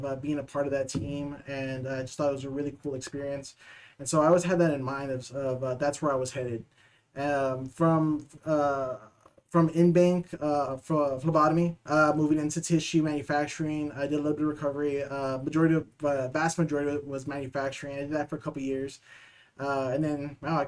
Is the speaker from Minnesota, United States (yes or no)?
no; San Antonio, Texas, United States; also born or lived in Dallas; I'm originally from San Antonio, born and raised